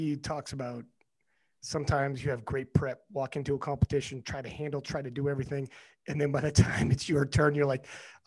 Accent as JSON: {"language": "English", "country": "Canada", "said": "as a Canadian"}